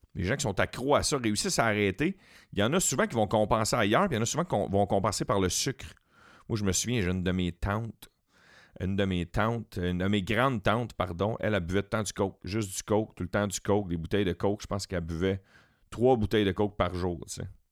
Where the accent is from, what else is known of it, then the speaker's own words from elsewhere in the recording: Quebec, Canada; on est québécois tout le temps, tout le temps, tout le temps